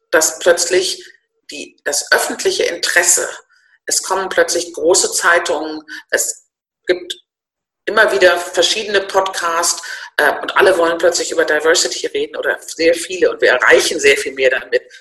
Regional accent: Northern Germany, Germany; ich bin Norddeutsch, ich bin Babyboomerin, äh, ich bin im Konzern groß geworden

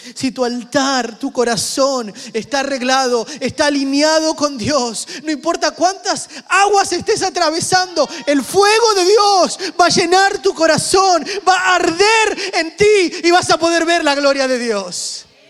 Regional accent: Argentina; yo soy argentino

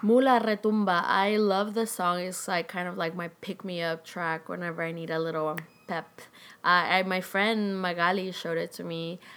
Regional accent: Chile; now in Los Angeles, United States; where I grew up in Chile

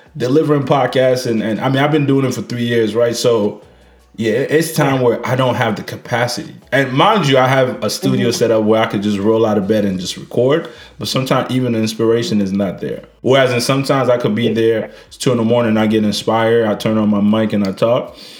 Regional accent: Niger; moved away; I was trying to go back to Niger. Uh, which is my home country

